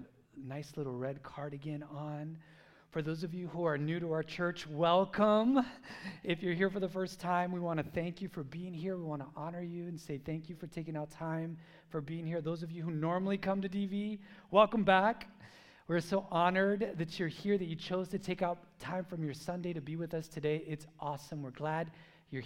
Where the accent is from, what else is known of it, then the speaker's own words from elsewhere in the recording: United States; I was born here. I'm a gringo, riqueño